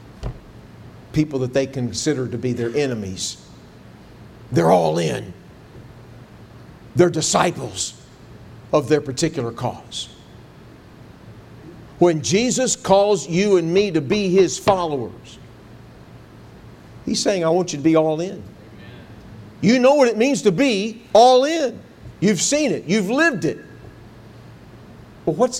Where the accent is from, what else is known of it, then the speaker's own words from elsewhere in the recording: Texas, United States; I grew up in Texas